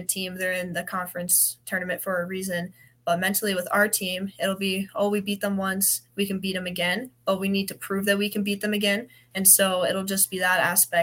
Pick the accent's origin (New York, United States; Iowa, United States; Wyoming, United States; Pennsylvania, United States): Wyoming, United States; moved away; I'm from Wyoming